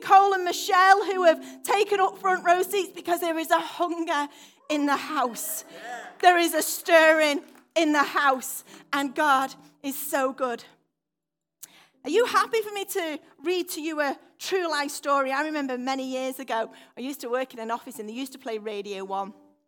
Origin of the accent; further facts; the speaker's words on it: United Kingdom; I'm very British